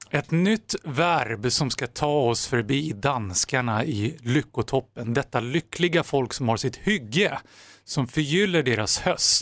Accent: Sweden

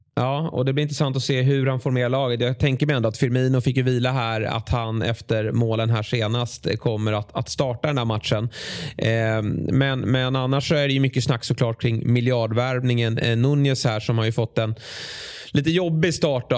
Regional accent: Sweden; som svensk

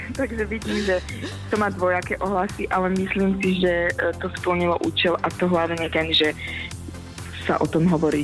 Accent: eastern Slovakia, Slovakia; ja som z východného Slovenska

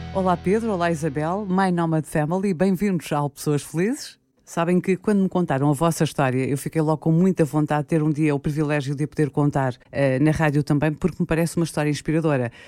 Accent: Guinea-Bissau; eu sou guineense também, eu nasci na Guiné-Bissau

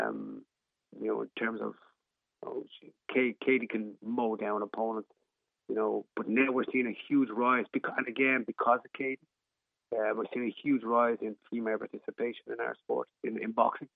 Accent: Ireland; as an Irish person

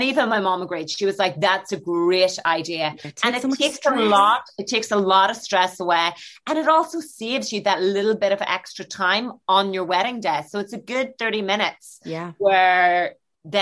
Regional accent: Northern Ireland, United Kingdom; now in London, United Kingdom; I'm from the North

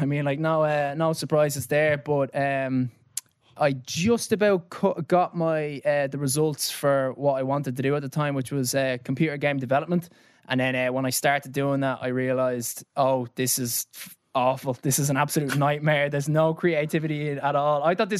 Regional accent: Dublin, Leinster, Ireland; now in London, United Kingdom; I grew up in Clontarf, went to Mount Temple

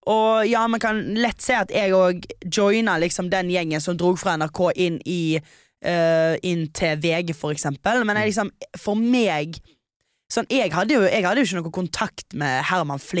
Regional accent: Stord, Vestland, Norway; jeg er 23 år gammel. Jeg er fra Stord.

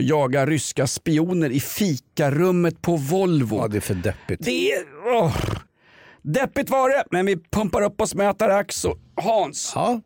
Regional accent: Stockholm, Stockholm County, Sweden; vi är två stockholmare

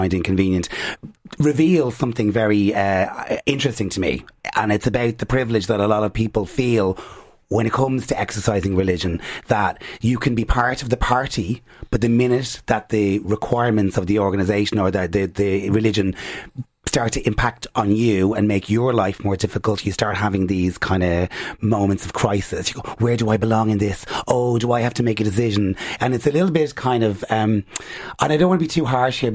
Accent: Ireland

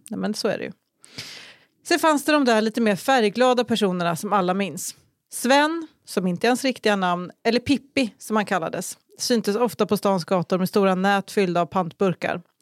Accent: Vadstena, Östergötland, Sweden; Okay, jag växte upp i Vadstena, en liten ort mitt i Sverige. I alla fall om man räknar på bredden.

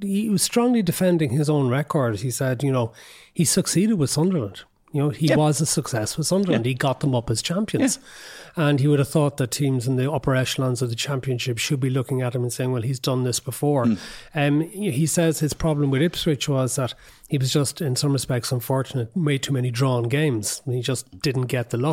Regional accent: Cork, Munster, Ireland; we're both from Cork, we're both from the north side of Cork

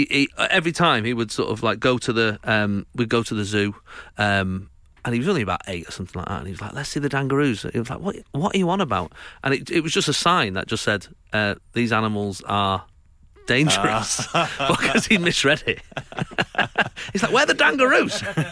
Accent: Winchester, South East England, United Kingdom; I'm from Winchester.

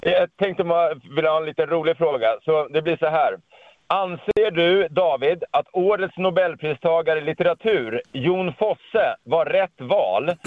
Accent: Sweden; jag är liksom svensk man

